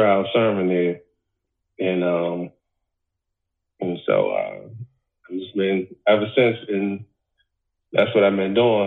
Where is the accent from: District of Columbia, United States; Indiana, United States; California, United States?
District of Columbia, United States; Washington; I grew up in Washington, D.C. Back in the early 80s and 90s.